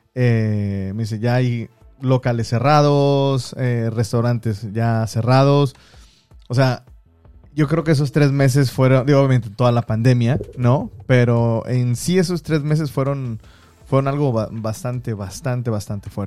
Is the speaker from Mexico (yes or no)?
yes; Mexico; also born or lived in Guangdong, China; now in China; soy mexicano.